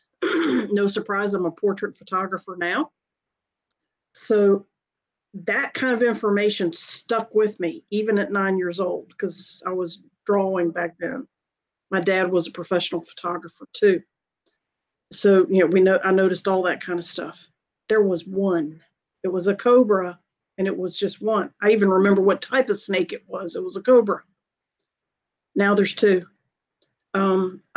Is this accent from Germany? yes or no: no; Greensboro, North Carolina, United States; I was growing up outside of Greensboro, North Carolina at the time